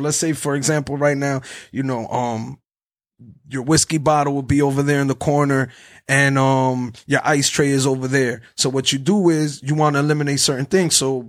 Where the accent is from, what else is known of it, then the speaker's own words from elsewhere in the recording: New Jersey, United States; Yeah, I'm from Jersey.